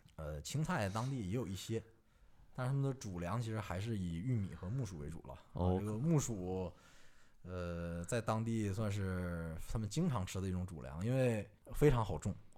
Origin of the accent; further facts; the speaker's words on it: China; also born or lived in Democratic Republic of the Congo; 我们中国人